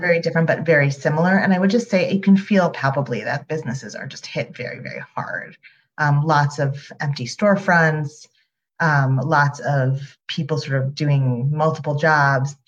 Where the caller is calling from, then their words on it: New York City, New York, United States; I am calling from Upper Manhattan